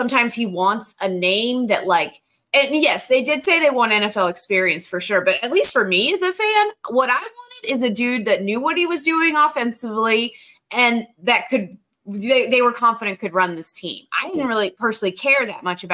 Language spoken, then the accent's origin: English; Greensboro, North Carolina, United States; I'm from Greensboro, so always glad to be on in the hometown